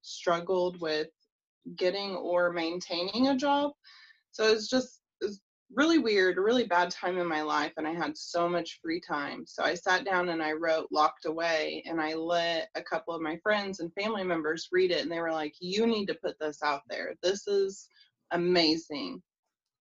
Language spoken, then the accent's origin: English; Indiana, United States; I'm from Indiana.